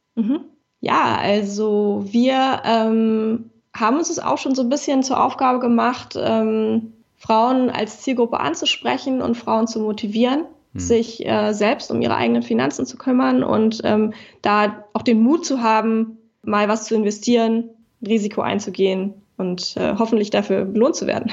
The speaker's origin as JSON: {"language": "German", "region": "Berlin", "country": "Germany", "tie": "born or raised there", "said": "Berlin ähm, ist äh, meine Heimat. Ich komme mhm. aus Berlin, ich liebe Berlin"}